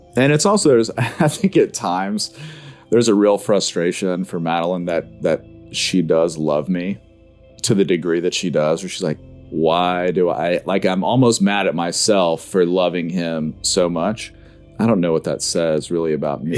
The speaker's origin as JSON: {"language": "English", "town": "Tupelo", "region": "Mississippi", "country": "United States", "said": "I'm from Tupelo, Mississippi"}